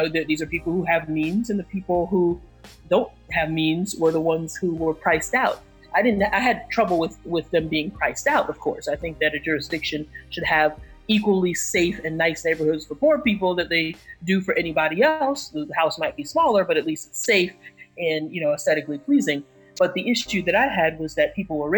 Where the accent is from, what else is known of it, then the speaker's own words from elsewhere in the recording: New York City, New York, United States; my hometown, and even in the borough of Brooklyn